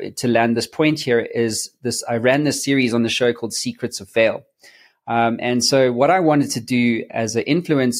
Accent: South Africa; I'm from South Africa

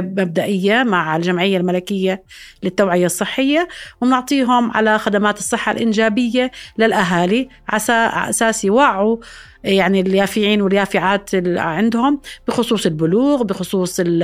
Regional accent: Jordan; عندنا بالأردن

